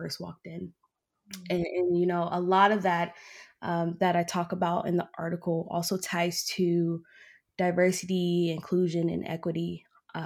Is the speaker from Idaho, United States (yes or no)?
no; Oklahoma, United States; moved away as an adult; now in Utah, United States; I was born and raised in Oklahoma